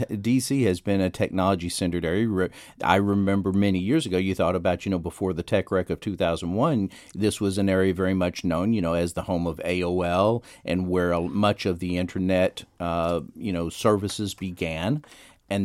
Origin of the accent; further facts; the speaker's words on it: Dallas, Texas, United States; In the Dallas area.